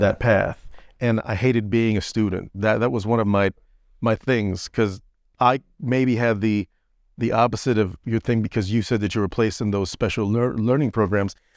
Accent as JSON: {"language": "English", "town": "Orlando", "region": "Florida", "country": "United States", "moved": "as an adult", "said": "I'm from Orlando, deep in Florida, the deep south."}